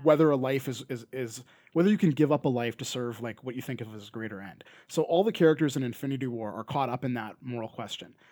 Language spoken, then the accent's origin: English; Canada; accent: Canadian; not every Canadian says A as much as